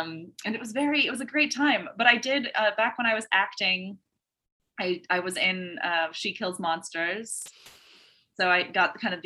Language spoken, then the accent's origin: English; Southern Oregon, United States; I grew up in Southern Oregon. So I live there now also, but I have to clarify, like I left and like did other things